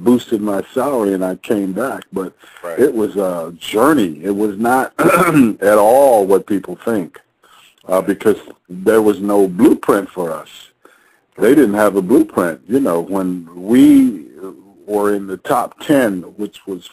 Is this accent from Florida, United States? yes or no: no; New York, United States; I'm from Harlem. I grew up in Harlem.